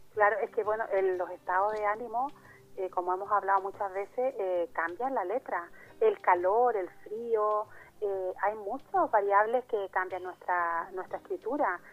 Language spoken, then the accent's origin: Spanish; Chile; also born or lived in Altea, Spain; now in Spain; mi país, en Chile